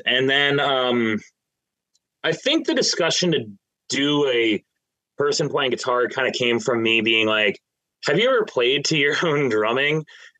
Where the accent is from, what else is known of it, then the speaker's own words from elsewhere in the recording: New Jersey, United States; I'm from Central Jersey. So, yep. I don't care what the government dictates as Central Jersey. That's where I grew up.